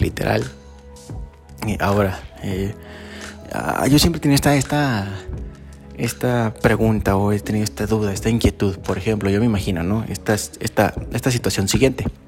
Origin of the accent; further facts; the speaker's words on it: Mexico; yo nací en México